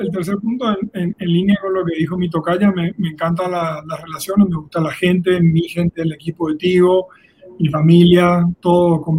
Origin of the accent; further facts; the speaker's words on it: Paraguay; now in Colombia; notarás por el acento, no soy colombiano, soy un nómada del mundo. Colombia es mi sexto país, nuestro sexto país con mi esposa y con mis tres hijos, soy paraguayo.